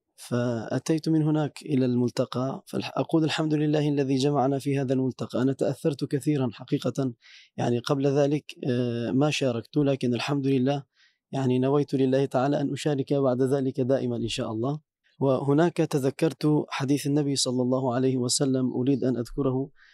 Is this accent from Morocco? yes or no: no; Antakya, Hatay, Turkey; now in Samsun, Turkey; من تركيا أنا آه، أصلي من مدينة هطاي